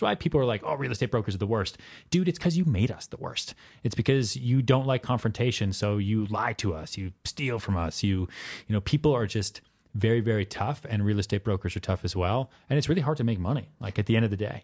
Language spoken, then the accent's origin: English; outside Boston, Massachusetts, United States; also born or lived in Texas; now in New York City, United States; I was born in Texas. I grew up outside Boston.